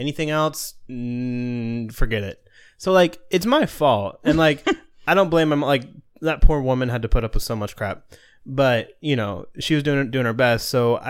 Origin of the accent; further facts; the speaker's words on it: Florida, United States; I grew up in Florida, yeah.